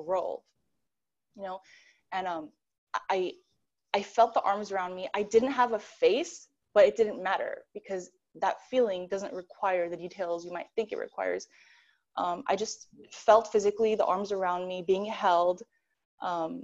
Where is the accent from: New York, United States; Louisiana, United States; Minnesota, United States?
New York, United States; now in Los Angeles, United States; I'm from New York